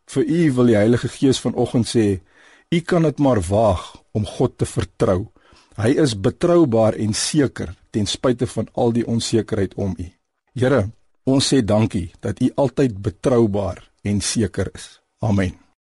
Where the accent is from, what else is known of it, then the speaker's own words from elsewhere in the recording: South Africa; Ons as Suid-Afrikaners